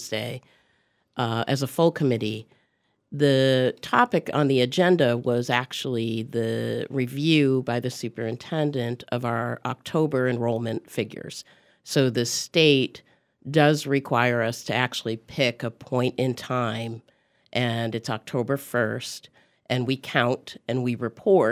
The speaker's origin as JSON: {"language": "English", "town": "Rochester", "region": "New York", "country": "United States", "tie": "born or raised there", "moved": "yes", "said": "Growing up in New York State"}